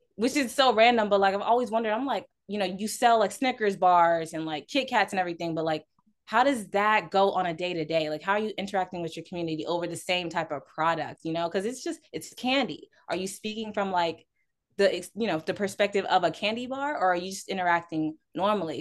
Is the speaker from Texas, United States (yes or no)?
yes; Houston, Texas, United States; I'm a Houston native, born and raised